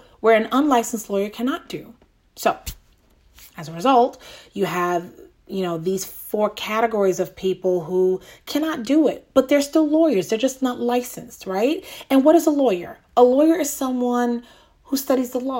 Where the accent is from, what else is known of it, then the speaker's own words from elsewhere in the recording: New York, United States; moved away; That's my home. That's my, my hometown, born and raised there